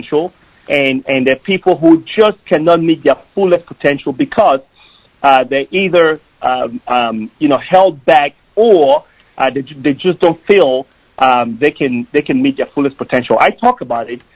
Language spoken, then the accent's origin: English; Cameroon; now in United States; I grew up in Cameroon, which is a country in the west coast of Africa